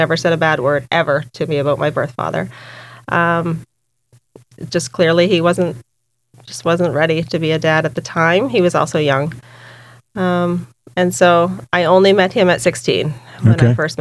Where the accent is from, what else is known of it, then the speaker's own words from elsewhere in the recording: Boiestown, New Brunswick, Canada; also born or lived in Devon Park (Fredericton area), New Brunswick; when I was 8, we moved to Boys Town. And so I was raised pretty much in Boys Town, New Brunswick.